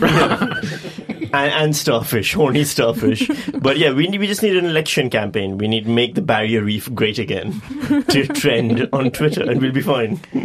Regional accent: Pakistan; I'm from Pakistan

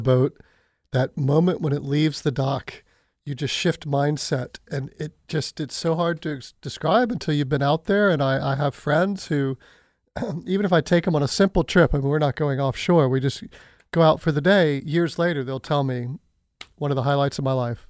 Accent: Pensacola, Florida, United States; moved away; I am looking forward to returning to my hometown this fall

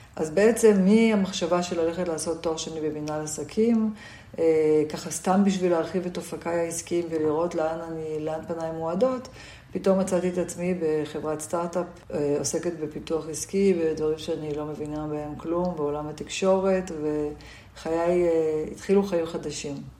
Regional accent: Jerusalem, Jerusalem District, Israel; also born or lived in Tel Aviv; גדלתי בירושלים

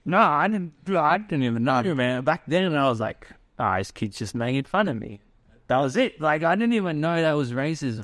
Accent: Australia; what I grew up with in Australia.

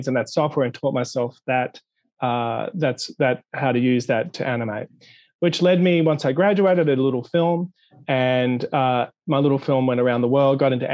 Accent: Sydney, New South Wales, Australia; I was born in Australia, in Sydney, Australia, and I did an undergraduate degree in the late 80s

